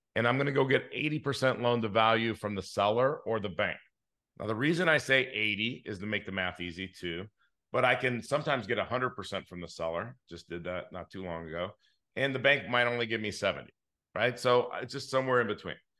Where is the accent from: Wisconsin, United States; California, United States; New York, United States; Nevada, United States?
California, United States; Inglewood; I grew up in Inglewood